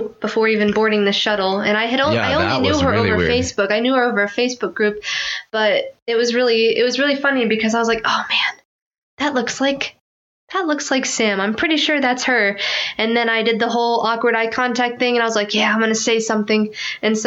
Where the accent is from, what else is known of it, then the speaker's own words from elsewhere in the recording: Philippines; I'm Filipino